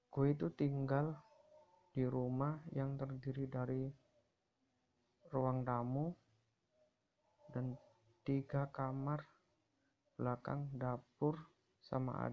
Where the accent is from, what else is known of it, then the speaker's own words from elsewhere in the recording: Gresik, East Java, Indonesia; Gue berasal dari Gersik.